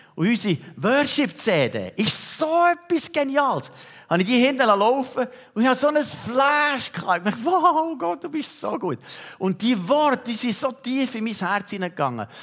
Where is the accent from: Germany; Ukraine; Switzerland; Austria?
Switzerland; wir Schweizer